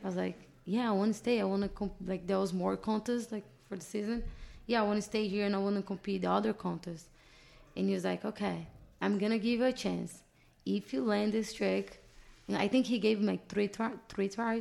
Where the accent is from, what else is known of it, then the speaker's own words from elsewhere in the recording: Brazil; English is a second language; moved away as an adult; now in Los Angeles, United States; My whole family is still back in Brazil